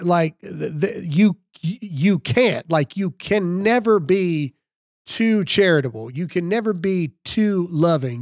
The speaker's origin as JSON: {"language": "English", "region": "Mississippi", "country": "United States", "said": "I'm from Mississippi."}